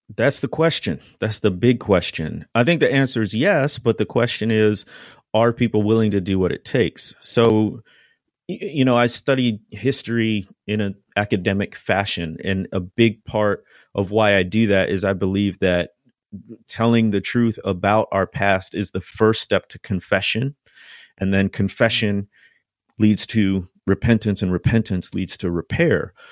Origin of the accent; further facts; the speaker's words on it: Chicago, Illinois, United States; moved away as an adult; now in Mississippi, United States; I grew up in the Midwest, in the Chicagoland area